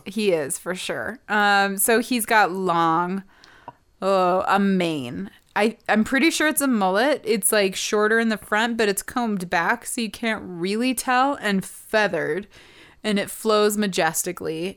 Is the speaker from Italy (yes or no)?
no; Montana, United States; growing up in Montana.